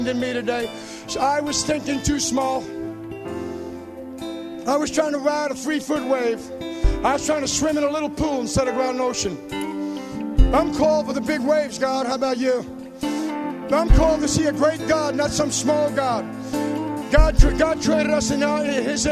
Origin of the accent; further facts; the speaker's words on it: New York, United States; I grew up in New York.